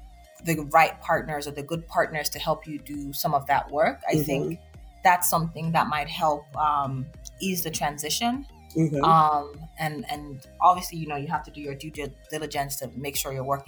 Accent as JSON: {"language": "English", "country": "Nigeria", "tie": "born or raised there", "moved": "as an adult", "said": "I grew up primarily in Nigeria"}